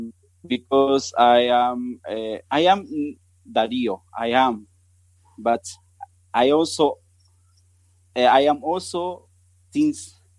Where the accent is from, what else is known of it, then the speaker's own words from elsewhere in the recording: Córdoba, Argentina; English is a second language; moved away as an adult; now in Botswana; I'm an Argentinian. I born in Cordoba. It's in the middle of the country